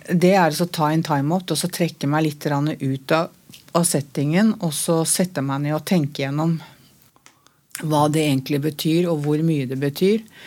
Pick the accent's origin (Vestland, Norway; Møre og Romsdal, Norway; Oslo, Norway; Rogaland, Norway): Oslo, Norway; jeg er fra Møllergata